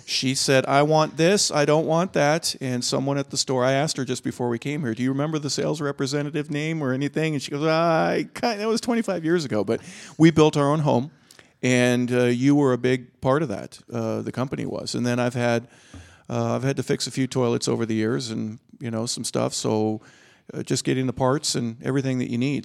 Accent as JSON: {"language": "English", "region": "California", "country": "United States", "moved": "yes", "said": "I'm from California"}